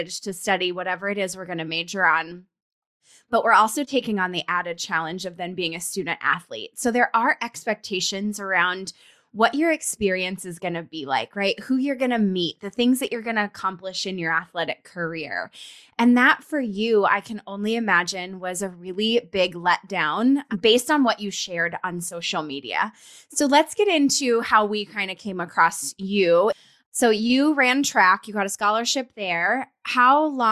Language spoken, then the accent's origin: English; Colorado, United States; moved away; We're both from Colorado